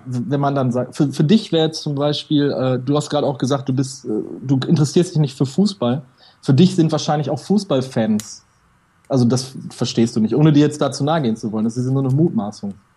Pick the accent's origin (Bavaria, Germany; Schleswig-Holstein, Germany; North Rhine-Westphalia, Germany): North Rhine-Westphalia, Germany; Ruhr area; Ich komme aus dem Ruhrgebiet